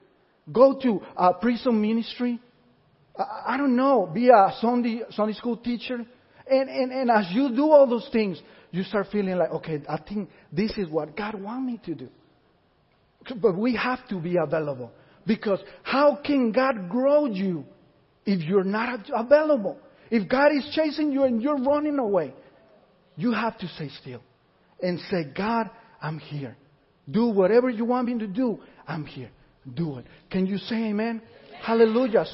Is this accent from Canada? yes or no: no; Puerto Rico; moved away; we went to this Puerto Rican church because we come from Puerto Rico